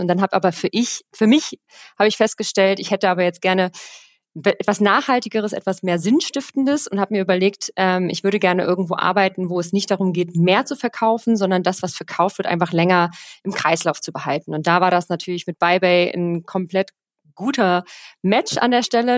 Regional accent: Rhineland, Germany; now in Cologne, Germany; gebürtige Rheinländerin, äh, sesshaft in Köln

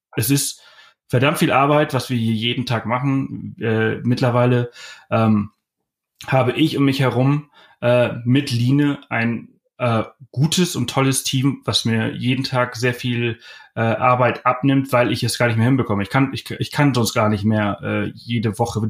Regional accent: Germany; wir als Deutsche

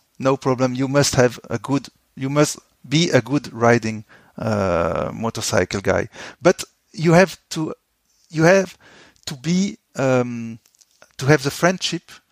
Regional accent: France; I came from France

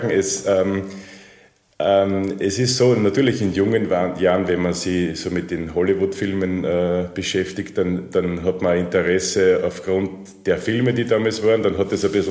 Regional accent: Austria; Das ähm, ist man natürlich als Österreicher stolz, wenn man nach Niki Lauda, Falco und Arnold Schwarzenegger

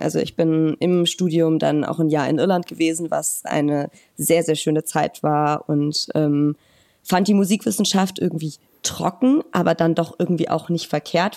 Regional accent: Hürth, North Rhine-Westphalia, Germany; moved away as an adult; also born or lived in Cologne; now in Weimar, Germany; Ich bin in Köln geboren und in der kleinen Stadt Hürth äh, groß geworden

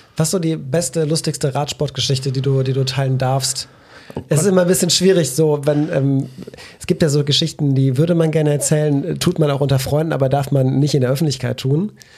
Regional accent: Belgium; now in Cologne, Germany; als Belgier

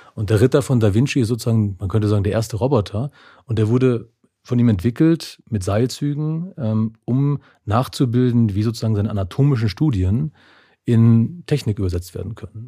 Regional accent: Germany; also born or lived in Neustadt am Rübenberge, Lower Saxony / Bavaria; now in Munich, Germany; aufgewachsen in Niedersachsen und Bayern

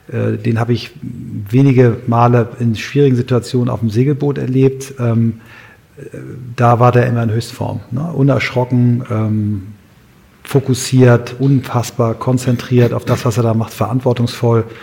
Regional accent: Kiel, Schleswig-Holstein, Germany; also in so einem sehr schwierigen Viertel in, in Kiel, wo ich herkomme

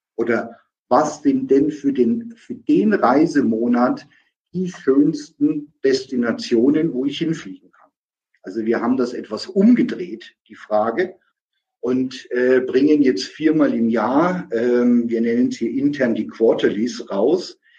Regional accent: Nuremberg, Bavaria, Germany; aus meiner Heimatstadt äh, Nürnberg-Fürth

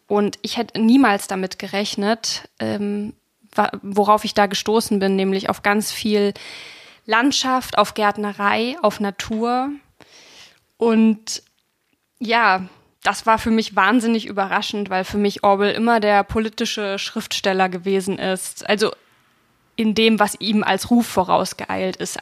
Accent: Ilmenau, Thuringia, Germany; von Ilmenau, das wo ich geboren bin

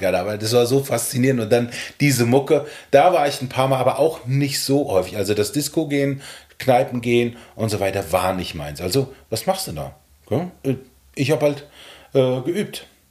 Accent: Ortenberg, Hesse, Germany; moved away as an adult; also born or lived in Gedern / Frankfurt; in unserem Dorf, das hieß Ortenberg, ein ganz kleines mittelalterliches Dorf in der Nähe von Gedern, wo ich geboren bin

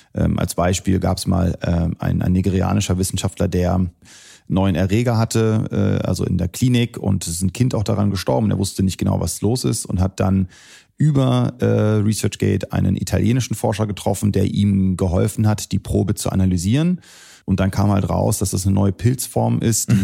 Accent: Celle, Lower Saxony, Germany; moved away as an adult; also born or lived in Wolfsburg / United States / Syria (parents); now in Berlin, Germany; ich bin hier in Deutschland geboren, in Wolfsburg, äh, bin dann äh, zur Schule gegangen in Celle

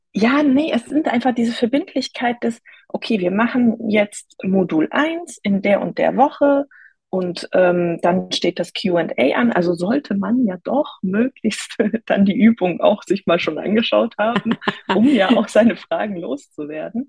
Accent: near Cologne, North Rhine-Westphalia, Germany; ich komme aus der Nähe von Köln

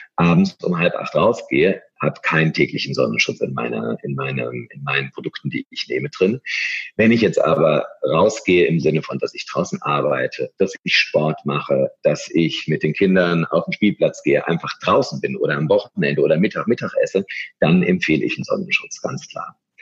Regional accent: Germany; also born or lived in Munich / London; wir Deutsche

